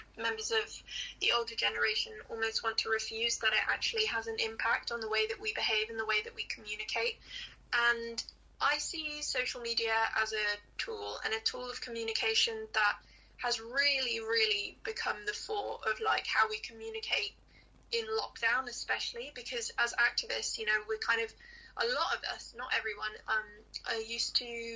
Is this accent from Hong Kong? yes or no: yes; Hong Kong; I grew up in Hong Kong